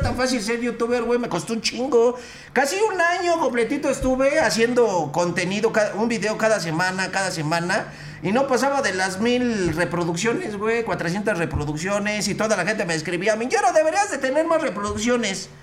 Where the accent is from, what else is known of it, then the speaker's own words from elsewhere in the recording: Mexico City, Mexico; De aquí de la City, güey, de la Ciudad de México, soy chilango